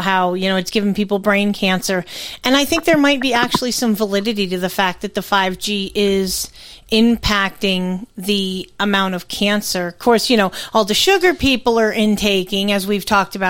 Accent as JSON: {"language": "English", "region": "Connecticut", "country": "United States", "said": "I'm from Connecticut"}